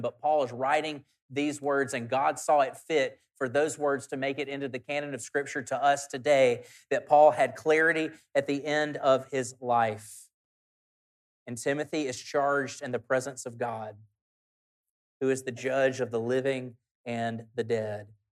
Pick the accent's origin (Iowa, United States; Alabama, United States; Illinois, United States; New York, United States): Alabama, United States; South; In the church that I grew up at in South Alabama